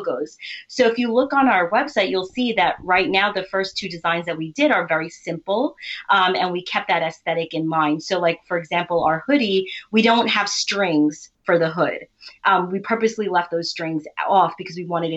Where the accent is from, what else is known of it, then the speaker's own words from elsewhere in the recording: New York, United States; first language Urdu; also born or lived in South Carolina / Nashville, Tennessee; we've been in New York our whole life, except for college